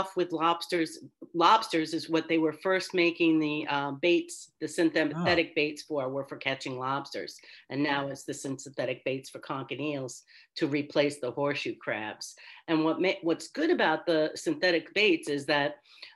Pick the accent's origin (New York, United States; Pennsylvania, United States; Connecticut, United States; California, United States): New York, United States; Long Island; I grew up on Long Island